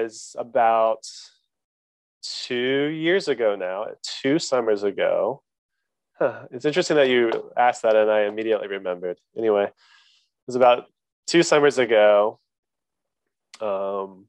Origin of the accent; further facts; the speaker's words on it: Oklahoma, United States; now in Durham, United States; I'm from Oklahoma. I was born in Oklahoma, live in North Carolina